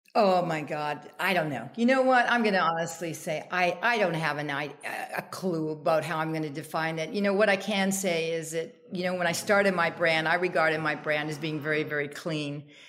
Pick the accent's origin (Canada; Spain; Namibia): Canada; now in United States; I'm Canadian